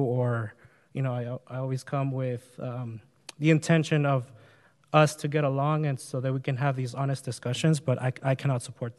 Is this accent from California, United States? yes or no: yes; Huntington Beach, California, United States; I grew up in Oakview, which is one of the lowest income neighborhoods in Huntington Beach.